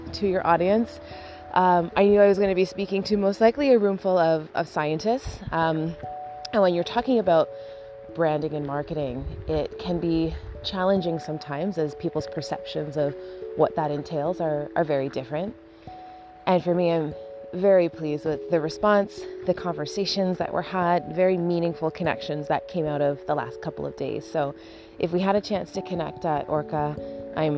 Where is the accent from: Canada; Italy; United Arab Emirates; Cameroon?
Canada; as a Canadian